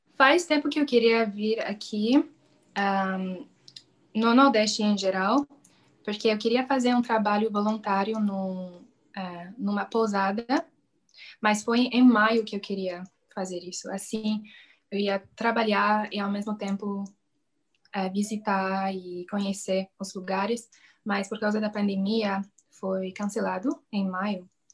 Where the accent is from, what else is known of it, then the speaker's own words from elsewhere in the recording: Canada; Portuguese is a second language; eu sou canadense, eu falo inglês e francês